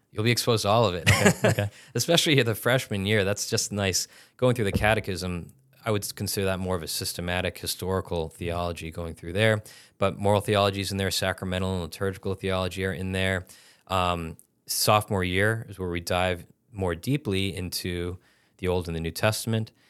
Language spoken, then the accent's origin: English; Massachusetts, United States; I'm from Massachusetts originally